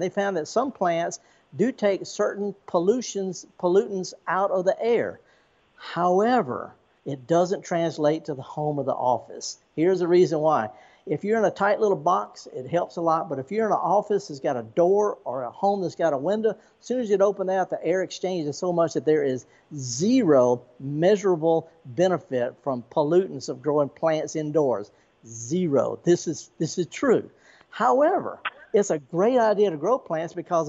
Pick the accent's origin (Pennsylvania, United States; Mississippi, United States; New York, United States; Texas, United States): Mississippi, United States; Indianola; the B.B. King Museum in my hometown of Indianola